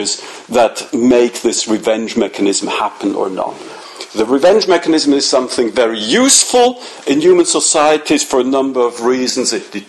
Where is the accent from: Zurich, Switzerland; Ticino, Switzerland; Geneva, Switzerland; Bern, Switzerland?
Zurich, Switzerland; I come from Zurich